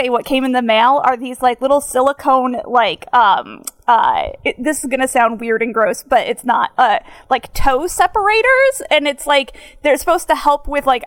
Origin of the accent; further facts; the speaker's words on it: Binghamton, New York, United States; accent: upstate New York, northern vowel shift; it's like upstate New York. So it's like around Syracuse area